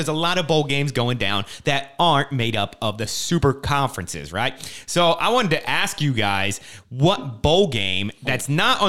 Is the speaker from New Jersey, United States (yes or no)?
yes; New Jersey, United States; I grew up in New Jersey.